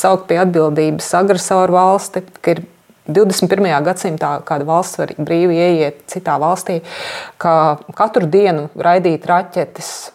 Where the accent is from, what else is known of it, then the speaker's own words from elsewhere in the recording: Latvia; es no Latvijas